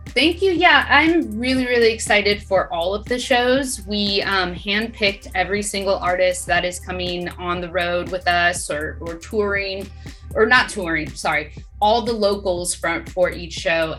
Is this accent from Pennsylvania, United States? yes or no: no; Sacramento, California, United States; moved away as an adult; also born or lived in Los Angeles; I moved during the pandemic from LA back to my hometown and bought a house.